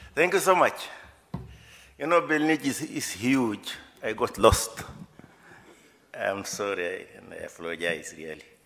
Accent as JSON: {"language": "English", "country": "Tanzania", "moved": "as an adult", "lives_now": "Berlin, Germany"}